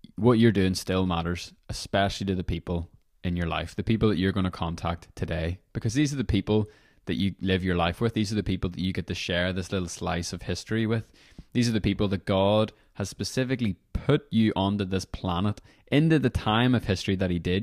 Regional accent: Northern Ireland, United Kingdom; moved away as an adult; whenever I was eighteen, I was moving away from Northern Ireland

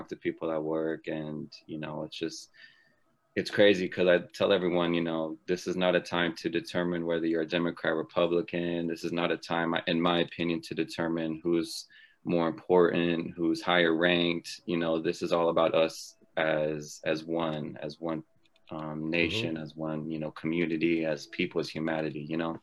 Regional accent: San Antonio, Texas, United States; moved away as an adult; now in Columbus, United States; I moved here to Columbus actually in 2014, January. I'm from San Antonio, Texas

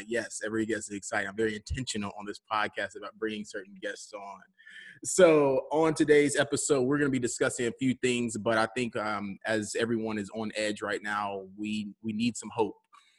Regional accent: Alabama, United States; We're from Alabama. Like, it just, family from Alabama is crazy.

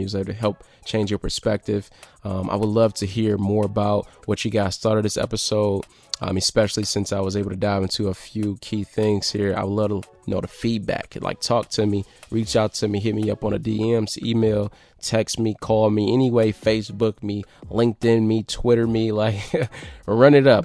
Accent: Detroit, Michigan, United States; I came from Detroit

